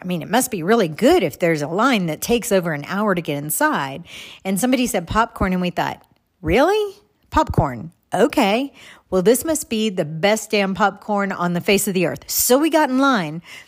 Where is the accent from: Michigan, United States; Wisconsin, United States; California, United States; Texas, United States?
Texas, United States; moved away; I grew up in Texas. I grew up on kolaches